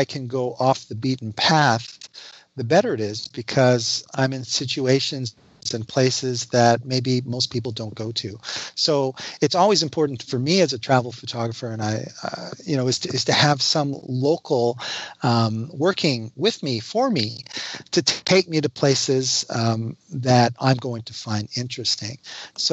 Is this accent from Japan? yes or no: no; Canada; I'm a Canadian